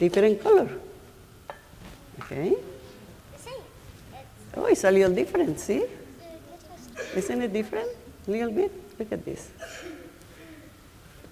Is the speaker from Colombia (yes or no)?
yes; Colombia; now in Cambridge, United States; I am from Colombia too